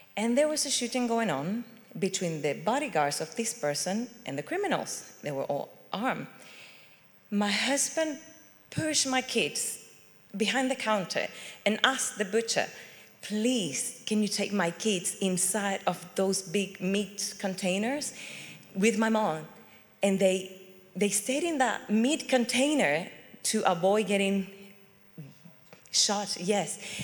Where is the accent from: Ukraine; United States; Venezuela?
Venezuela; moved away as an adult; also born or lived in Chile; now in United Kingdom; I come from Venezuela